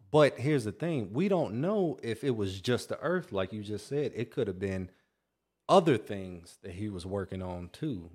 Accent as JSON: {"language": "English", "region": "North Carolina", "country": "United States", "tie": "born or raised there", "said": "I grew up in North Carolina"}